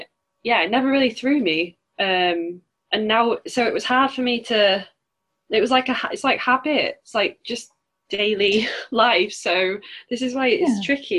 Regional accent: Yorkshire and the Humber, United Kingdom; obviously, everyone knows I'm from Yorkshire and I'm quite proud of being from Yorkshire.

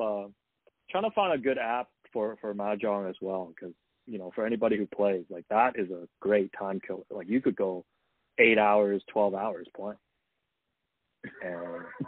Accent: Hong Kong; moved away; When I grew up in Hong Kong

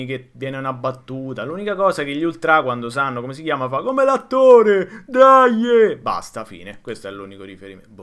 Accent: Rome, Lazio, Italy; il mio particolare rapporto con la mia città natale

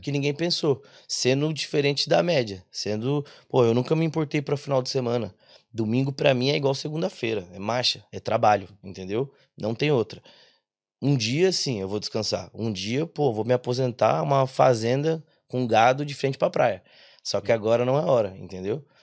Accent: interior of São Paulo, Brazil; moved away as an adult; now in Ireland; a gente é do interior de São Paulo

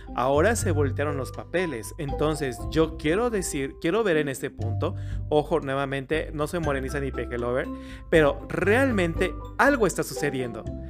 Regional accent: Mexico; los mexicanos somos una cultura diversa

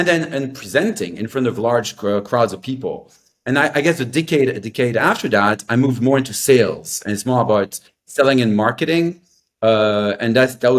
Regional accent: Belgium; I grew up in Belgium. So I'm French-speaking, Belgian-American.

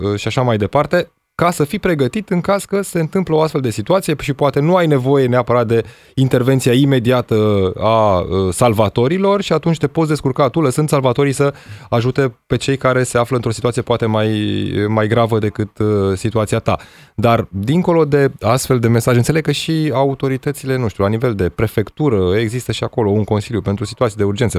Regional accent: Petroșani, Hunedoara County, Romania; din orașul natal, din Petroșani

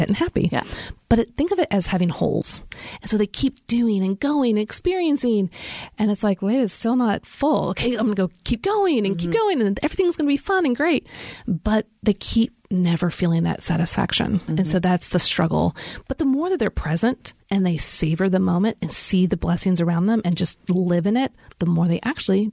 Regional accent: Kansas City, United States; now in Nashville, United States; I grew up in Kansas City, so we get lots of snow

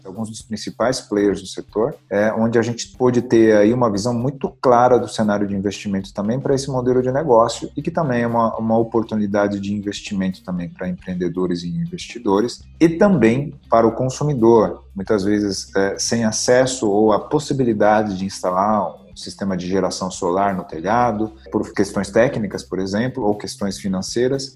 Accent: São Paulo, Brazil; nasci em São Paulo

